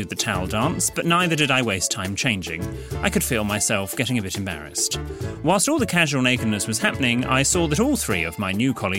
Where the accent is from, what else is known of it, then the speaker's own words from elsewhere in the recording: North West England, United Kingdom; Whereas I am from Lancashire and went to the local high school, where being posh meant you have your beer in a glass instead of a can.